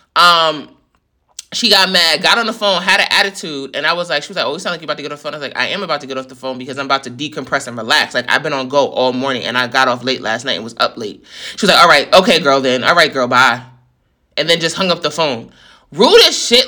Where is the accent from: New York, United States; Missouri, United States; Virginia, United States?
New York, United States; I'm from New York